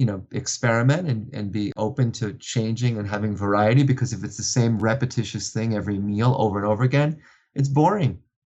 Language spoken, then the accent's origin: English; New York City, New York, United States; growing up in New York, in Brooklyn, New York